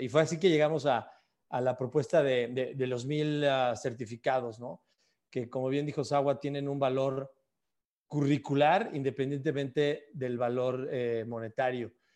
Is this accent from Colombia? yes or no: no; Mexico; en mi caso siendo mexicano